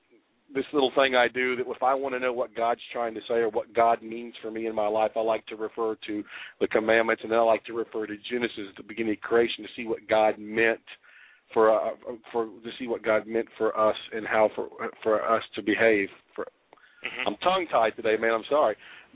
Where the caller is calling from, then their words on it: Memphis, Tennessee, United States; I'm calling from Memphis.